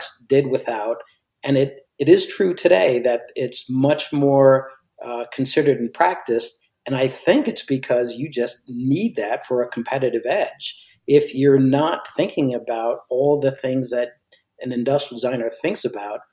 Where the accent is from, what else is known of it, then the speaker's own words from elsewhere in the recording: United States; as an American at that time and in the 80s